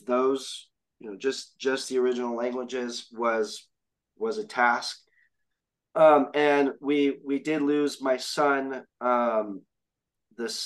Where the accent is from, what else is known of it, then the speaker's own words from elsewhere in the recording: San Diego, California, United States; I grew up in San Diego.